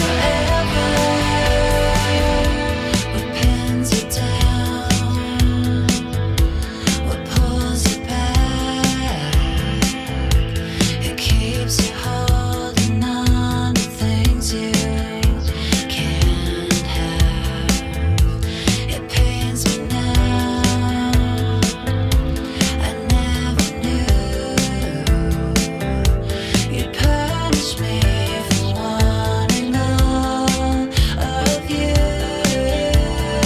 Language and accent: English; Hamilton, Ontario, Canada; I'm from Hamilton